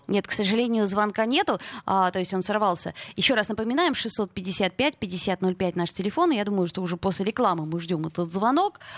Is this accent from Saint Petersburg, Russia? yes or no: yes; Saint Petersburg, Russia; мы, петербуржцы